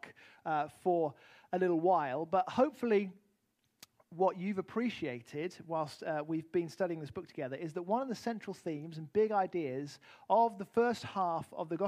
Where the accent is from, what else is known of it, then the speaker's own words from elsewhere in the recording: United Kingdom; moved away; also born or lived in Arizona; as a British man